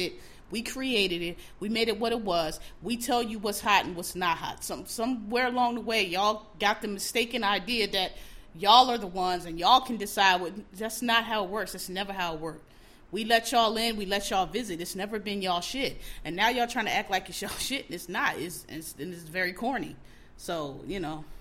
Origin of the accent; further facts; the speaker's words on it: Philadelphia, Pennsylvania, United States; I'm from Philadelphia, I grew up around all kind of Asians